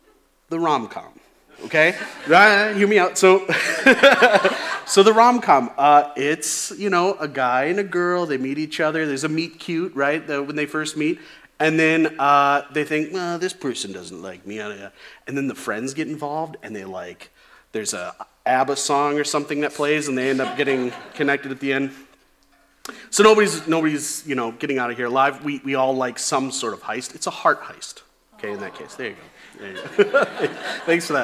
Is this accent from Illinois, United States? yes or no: yes; Chicago, Illinois, United States; when I was a kid, growing up in the Chicagoland area